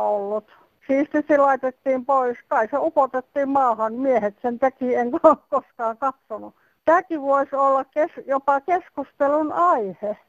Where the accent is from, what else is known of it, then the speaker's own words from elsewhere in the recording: Espoo, Uusimaa, Finland; Minun lapsuudessa ja myöskin nuoruudessa Espoossakin asuessani